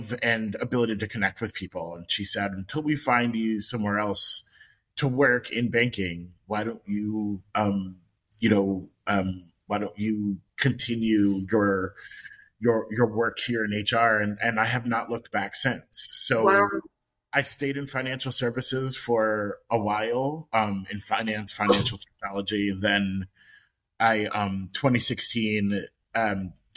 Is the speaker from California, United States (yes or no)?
no; Long Island, New York, United States; also born or lived in Rhode Island; I am born and raised in New York, and I grew up on Long Island